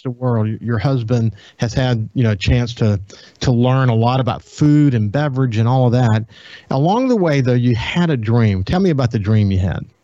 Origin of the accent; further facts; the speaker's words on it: Gulfport, Mississippi, United States; grow up in Gulfport